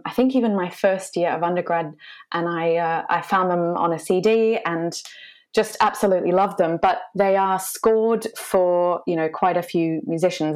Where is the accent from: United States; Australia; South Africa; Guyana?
Australia; moved away as an adult; now in London, United Kingdom; I'm an Australian mezzo soprano. I'm based in London. Uh, I've been here for about six years